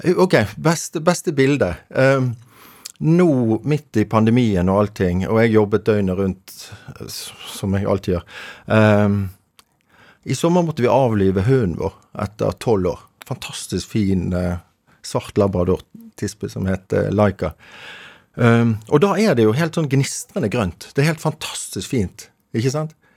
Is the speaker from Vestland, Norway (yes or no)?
yes; Bergen, Vestland, Norway; accent: Bergen dialect; now in Oslo, Norway; Nå er vi i, som du hører av dialekten, Bergen. Rett syd for Bergen. Mm. Ehm, i dag det, det, det som var en selvstendig kommune som het eh, Fana. Så ehm, jeg vokste opp på Midtun